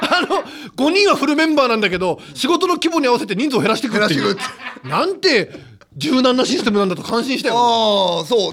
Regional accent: Hokkaido, Japan; 俺北海道出身なんだけど

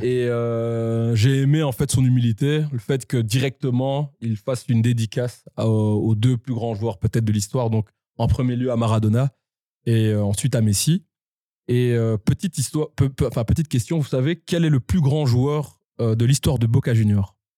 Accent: Belgium; on est vraiment la petite Belgique

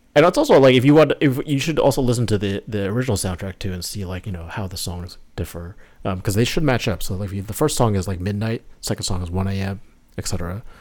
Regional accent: New York, United States; I'm from, born and raised in New York, not in the city, just a, a little bit north of the city.

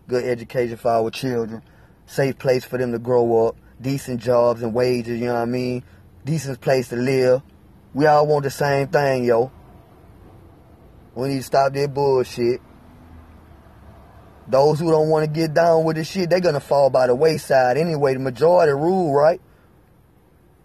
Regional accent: Alabama, United States; I'm from Alabama

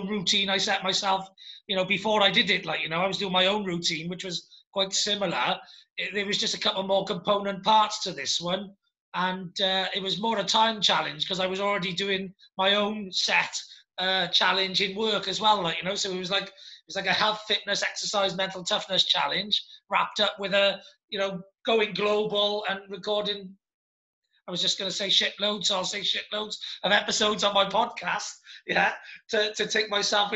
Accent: Wales, United Kingdom; I'm a Welsh Dragon

